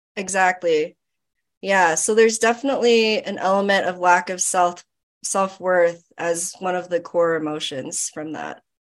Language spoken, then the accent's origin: English; Florida, United States; I grew up in Florida. Um, my parents are Filipino